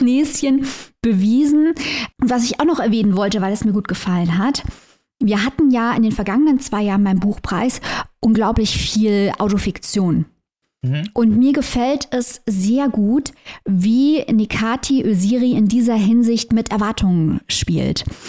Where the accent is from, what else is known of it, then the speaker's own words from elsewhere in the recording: Saarland, Germany; als Saarländerin